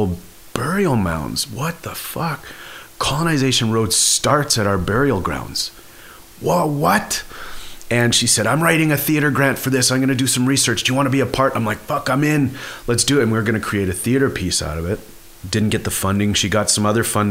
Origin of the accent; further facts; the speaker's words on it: a reserve near Kenora, Ontario, Canada; They were in my hometown on my reserve, and there's a colonization road, it's called that, that runs on my reserve from our old burial ground site all the way along the river out towards Kenora.